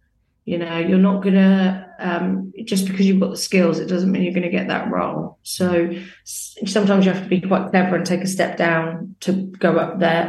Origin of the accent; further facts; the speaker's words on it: Northampton, East Midlands, United Kingdom; I came from Northampton and I've always paid. I remember when I first moved here and it was like £140 rent a week.